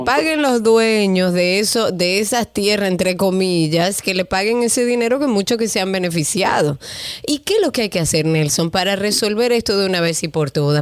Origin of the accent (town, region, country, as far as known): Dominican Republic